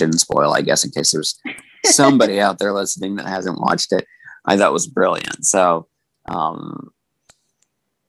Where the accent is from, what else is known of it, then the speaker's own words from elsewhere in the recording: Kentucky, United States; moved away; growing up in Kentucky. Like, I was flying home to Kentucky